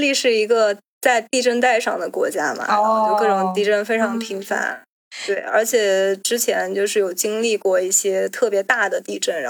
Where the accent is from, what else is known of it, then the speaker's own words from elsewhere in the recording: China; 或者说至少不像我们中国人这样子，会从小学、初中、高中，对吧？